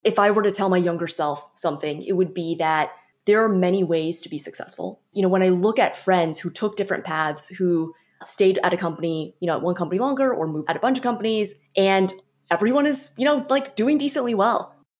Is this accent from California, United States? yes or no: yes; San Francisco Bay Area, California, United States; I'm from the San Francisco Bay Area originally